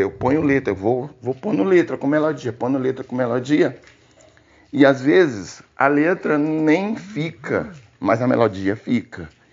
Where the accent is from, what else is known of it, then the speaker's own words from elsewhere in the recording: Gurupi, Tocantins, Brazil; also born or lived in Cristalândia, Tocantins; now in Palmas, Brazil; sou natural de Cristalândia, Tocantins. É, vivi minha infância e adolescência toda em Gurupi